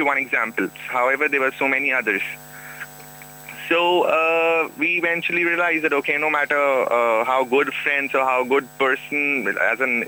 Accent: India; as an Indian

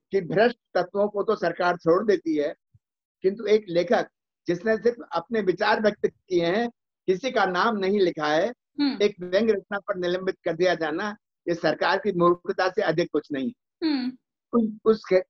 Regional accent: Harda, Madhya Pradesh, India; मुझे मेरे पिताजी ने अपने गांव से तीस मील दूर एक हरदा जगह है वहां पढ़ने के लिए भेजा

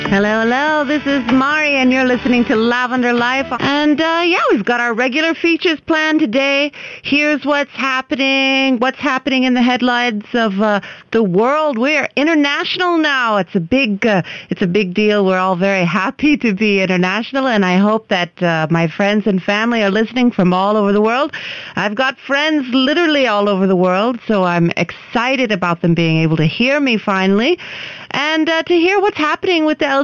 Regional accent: United States; now in India; I am an American citizen

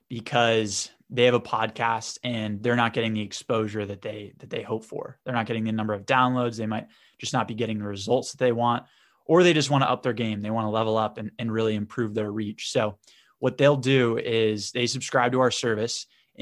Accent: Boston, Massachusetts, United States; I'm from the Northeast in America, in Boston. So I went to Babson College, which is also in the Northeast, right outside of Boston.

